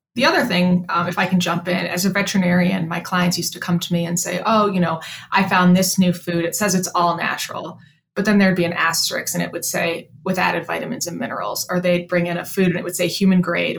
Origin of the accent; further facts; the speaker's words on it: Chicago, Illinois, United States; moved away as an adult; also born or lived in New York City; I'm originally from Chicago